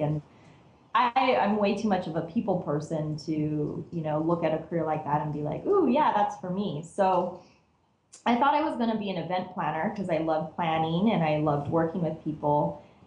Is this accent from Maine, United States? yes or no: no; Cerritos, California, United States; I grew up in Cerritos, which is part of LA County